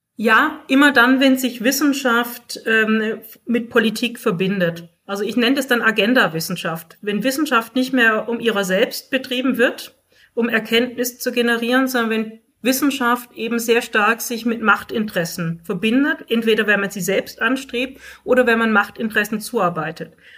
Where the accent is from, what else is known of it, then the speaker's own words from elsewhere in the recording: Germany; bei uns in Deutschland